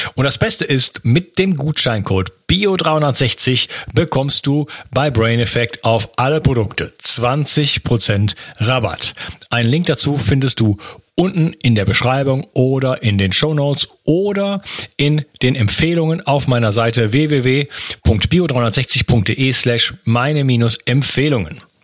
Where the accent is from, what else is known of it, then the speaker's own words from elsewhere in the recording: Germany; moved away as an adult; now in Spain; Also ich bin in der Stadt aufgewachsen in Deutschland und bin dann ausgewandert nach Spanien